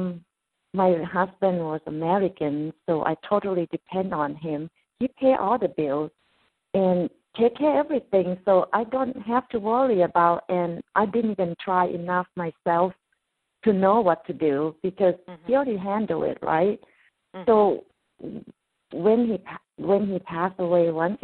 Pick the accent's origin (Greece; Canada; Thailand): Thailand; English is a second language; moved away as an adult; I come from Thailand and I don't have opportunity or second chance to go back to school to learn English